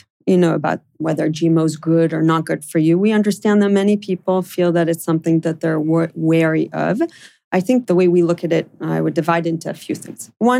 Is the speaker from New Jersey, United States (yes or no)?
no; New York, United States; also born or lived in Israel; as I described, I grew up in New York and in Israel.